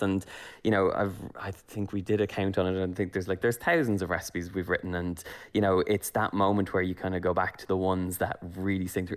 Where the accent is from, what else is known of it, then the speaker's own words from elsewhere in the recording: Ireland; moved away as an adult; also born or lived in Los Angeles; as an Irish person